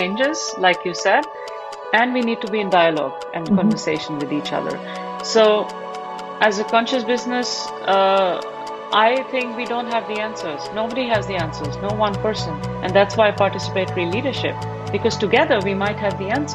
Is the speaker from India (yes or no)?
yes; Delhi, India; moved away; also born or lived in Barcelona; I grew up in Delhi in India